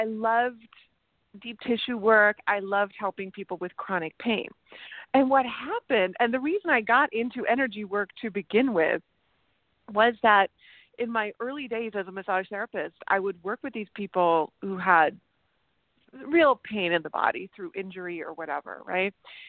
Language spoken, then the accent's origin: English; Germany; born there; Yeah, I was born in Germany, but I traveled all over.